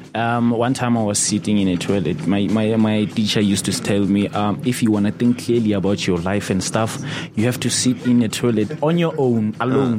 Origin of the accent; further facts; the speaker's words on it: Botshabelo, Free State, South Africa; moved away as an adult; now in Bloemfontein, South Africa; originally I was born and bred in Botshabelo